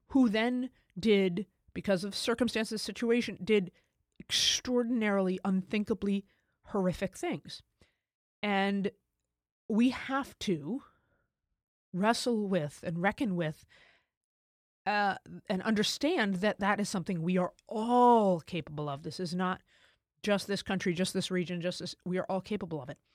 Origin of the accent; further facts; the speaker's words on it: United States; as an American